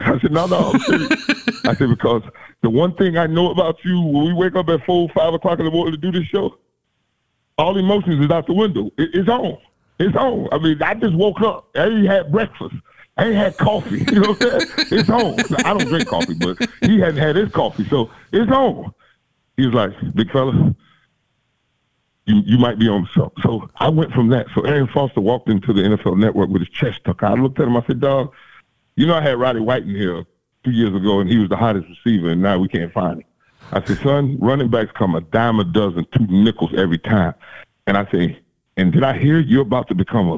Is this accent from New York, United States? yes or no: no; Florida, United States; I'm from the South, baby. I'm from the great state of Florida.